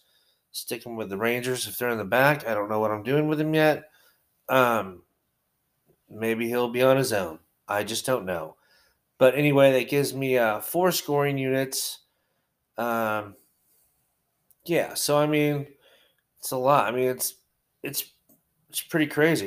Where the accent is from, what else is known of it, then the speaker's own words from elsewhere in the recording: United States; I'm American